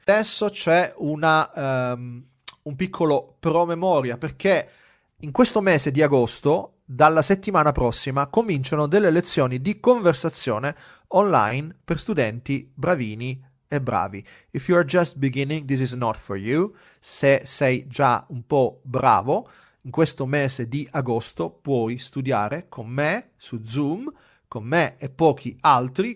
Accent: Gela, Sicily, Italy; moved away; per me andare in Sicilia significa tornare a casa a Gela

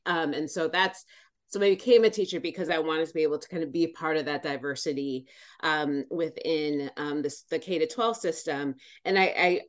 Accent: Wisconsin, United States; I was born and raised in Wisconsin

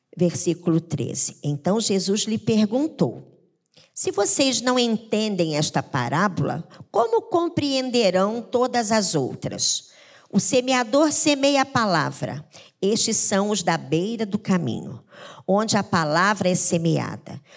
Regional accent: Paraná, Brazil; now in Rio de Janeiro, Brazil; eu vim do interior, na minha época eu era criança

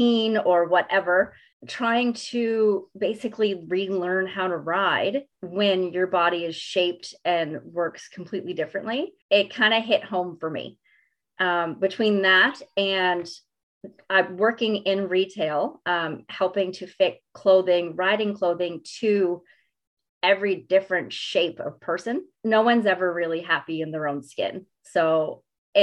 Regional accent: Mount Uniacke, Nova Scotia, Canada; I was a stable hand in probably every little barn in Mount Uniacke growing up

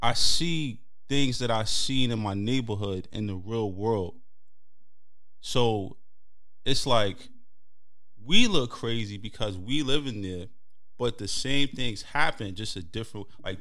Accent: New York City, New York, United States; Being a teen growing up in Brooklyn and Harlem

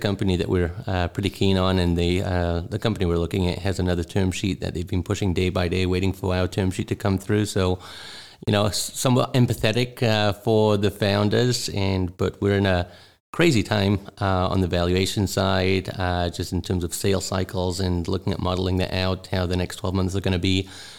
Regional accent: Newcastle, North East England, United Kingdom; also born or lived in Israel / South Africa; now in United States; I was born in England, in the northeast, in Newcastle. I was brought up in the UK.

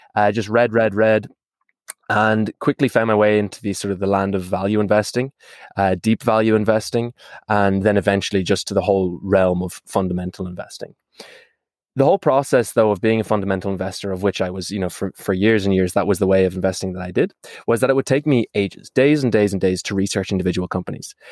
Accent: Ireland; moved away; If you can't tell from my accent, it's because I'm from that small little island on the, uh, west coast of Europe called Ireland

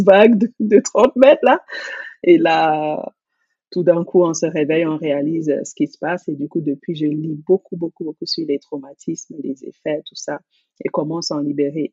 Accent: Cameroon; j'ai grandi au Cameroun

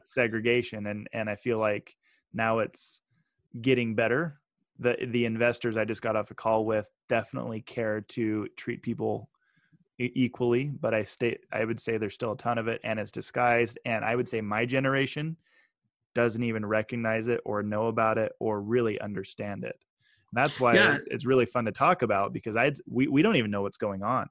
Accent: Meridian, Idaho, United States; also born or lived in Utah; I grew up in Meridian, Idaho, 33,000 residents

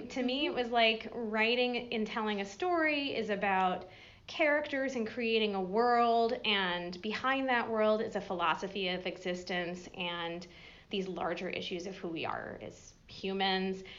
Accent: Massachusetts, United States; moved away as an adult; now in Johnson City, United States; grew up further up the mountains in Massachusetts

